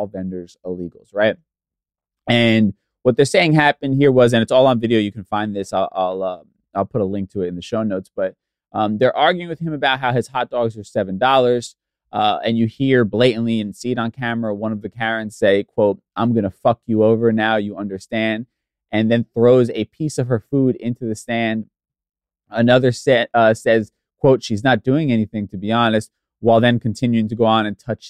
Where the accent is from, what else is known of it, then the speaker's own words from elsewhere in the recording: East Coast, United States; I'm from the East Coast, so we don't have a ton of history